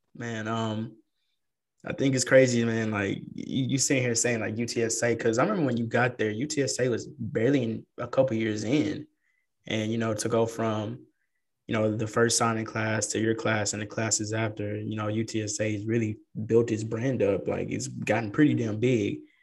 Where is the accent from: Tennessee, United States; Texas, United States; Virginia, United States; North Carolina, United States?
Texas, United States; San Antonio; now in Dallas-Fort Worth, United States; I come from San Antonio. I grew up there, and then coming up here, man, it was a huge culture shock.